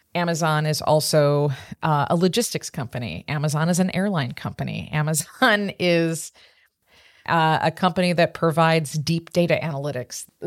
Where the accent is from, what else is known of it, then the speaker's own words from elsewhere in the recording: Chicago, Illinois, United States; I grew up in Chicago in the Midwest